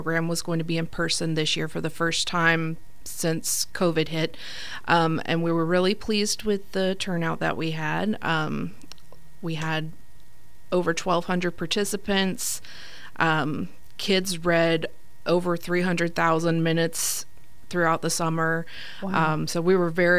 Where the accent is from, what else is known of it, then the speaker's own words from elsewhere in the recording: Santa Rosa County, Florida, United States; I grew up in Santa Rosa County